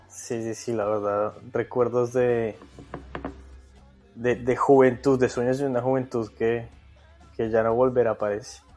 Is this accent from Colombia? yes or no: yes; Colombia; moved away as an adult; now in Australia; Bueno, yo, yo salí de Colombia con la idea de, de seguir haciendo periodismo deportivo aquí en Australia, ¿no?